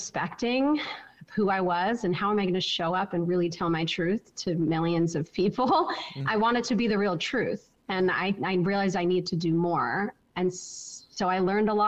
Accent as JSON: {"language": "English", "area": "Orange County", "region": "California", "country": "United States", "also_born_or_lived": "Santa Barbara, California", "moved": "yes", "said": "I'm from Orange County, California."}